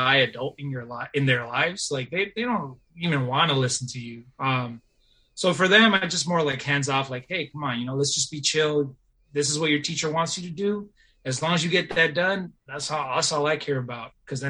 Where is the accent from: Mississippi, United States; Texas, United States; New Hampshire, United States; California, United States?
California, United States; Bay Area; also born or lived in Davis; Like I grew up in the Bay Area, public school, low incomes